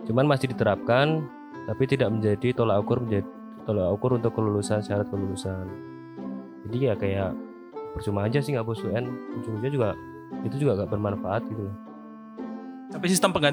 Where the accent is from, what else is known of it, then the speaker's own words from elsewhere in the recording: Jakarta, Indonesia; Oke, okay, saya orang Jakarta, jadi saya bosen dengan kata-kata itu sebenarnya.